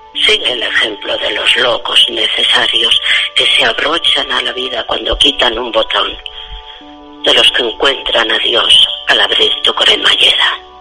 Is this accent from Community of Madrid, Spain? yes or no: no; Pamplona, Navarre, Spain; now in Canary Islands, Spain